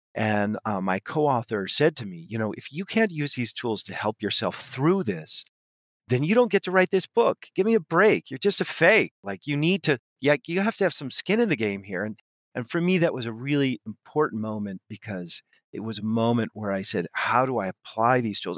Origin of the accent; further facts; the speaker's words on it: West Coast of the US, United States; moved away as an adult; now in Paris, France; I grew up on the west coast of the U S, but I live in, uh, Paris